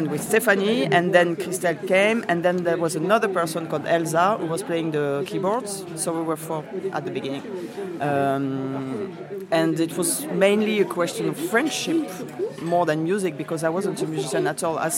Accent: Toulouse, Occitania, France; English is a second language; I'm from Toulouse. I'm 42

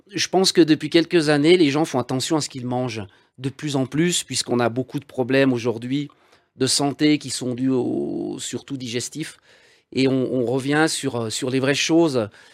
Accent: Val d'Arly, Auvergne-Rhône-Alpes, France; Val d'Arly, d'où je suis issu

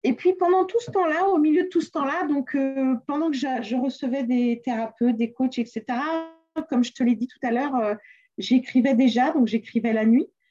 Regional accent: Le Mans, Pays de la Loire, France; moved away; also born or lived in South America / Antilles; je suis née au Mans, en France

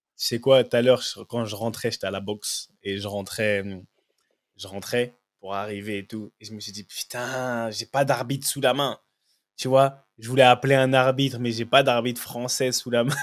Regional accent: France; moved away as an adult; now in England; qui viens de la France

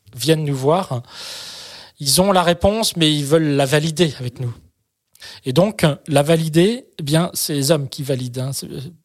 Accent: France; chez nous en France

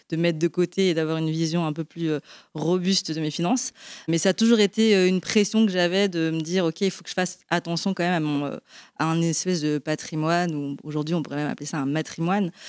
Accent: Belgium; now in France; moi, je suis d'origine chinoise, mais je suis née en Belgique. Donc j'ai grandi euh, en, Europe et aujourd'hui je vis en France.

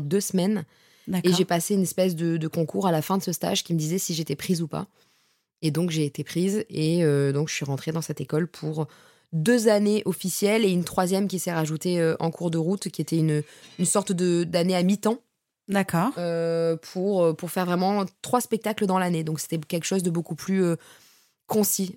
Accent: Bordeaux, Nouvelle-Aquitaine, France; moved away as an adult; now in Paris, France; je suis montée sur Paris parce que de base, je suis de Bordeaux

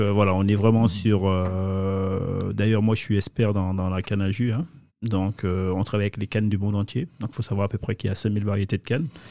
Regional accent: Ducos, Martinique; je suis originaire de Ducos, la Martinique

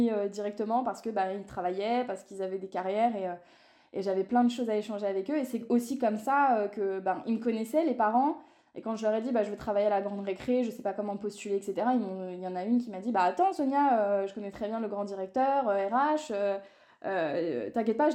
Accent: Paris suburbs, Île-de-France, France; Moi, je vis à Disney

